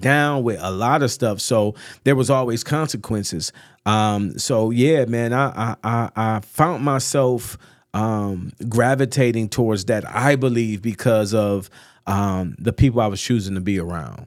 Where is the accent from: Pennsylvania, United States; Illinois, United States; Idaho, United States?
Illinois, United States; North Chicago; also born or lived in Atlanta; born and raised North Chicago, man. Went to North Chicago High School